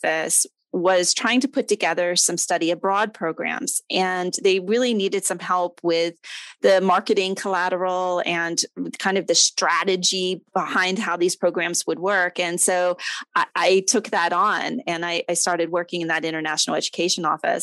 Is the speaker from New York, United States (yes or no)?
no; Delaware, United States; moved away as an adult; now in Florida, United States; I'm a girl from Delaware